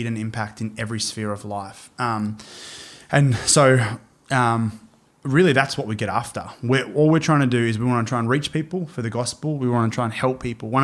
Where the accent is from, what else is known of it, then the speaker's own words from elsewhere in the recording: Brisbane, Queensland, Australia; so I was born in Brisbane. So born in Brisbane, 1990. So I'm 30 years old, and grew up just south of Brisbane.